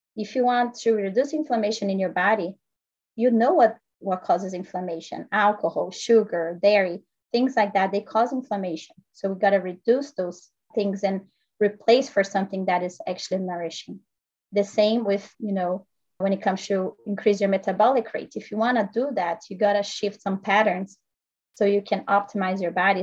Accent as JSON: {"language": "English", "country": "Brazil", "moved": "yes", "lives_now": "United States", "said": "I'm actually originally from Brazil. I grew up playing tennis."}